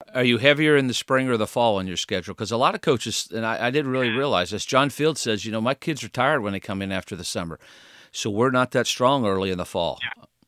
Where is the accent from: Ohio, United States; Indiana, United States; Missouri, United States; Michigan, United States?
Indiana, United States; golf courses growing up in Indiana. I used to play those golf courses